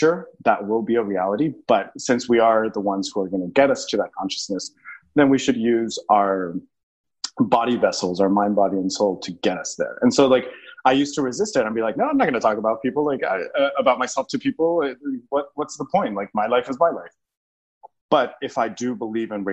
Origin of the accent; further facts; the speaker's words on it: El Paso, Texas, United States; moved away as an adult; also born or lived in New York City; I was born in El Paso, Texas